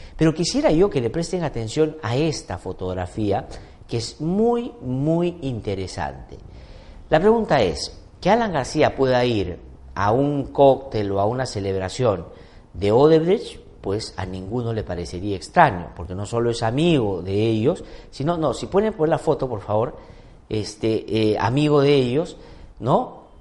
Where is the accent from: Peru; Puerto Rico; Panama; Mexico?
Peru; lo poco memoriosos que somos los peruanos y peruanas